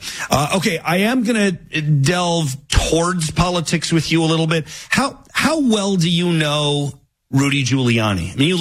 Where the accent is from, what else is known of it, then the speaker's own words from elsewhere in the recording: New York City, New York, United States; So, you know, I was born in New York City. I went to college in New York City.